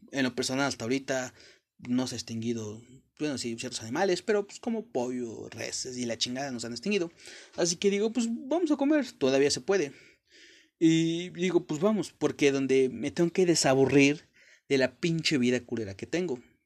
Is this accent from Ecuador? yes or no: no; Mexico; Yo soy de México, la mayor parte de mexicanos hablamos con groserías